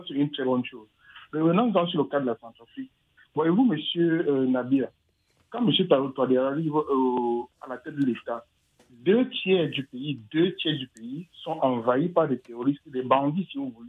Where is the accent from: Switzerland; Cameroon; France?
Cameroon; Je suis originaire du Cameroun.